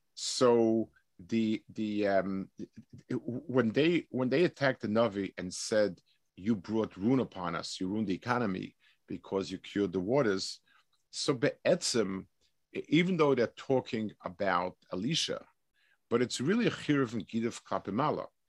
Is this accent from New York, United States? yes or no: yes; New York City, New York, United States; I, I grew up in Lower East Side.